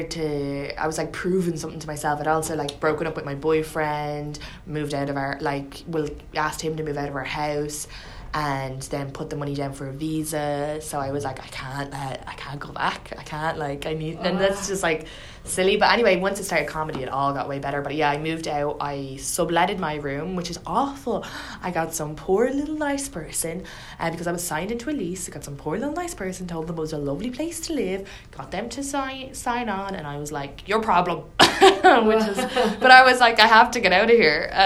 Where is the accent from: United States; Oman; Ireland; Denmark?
Ireland; moved away; You don't sound Irish, your accent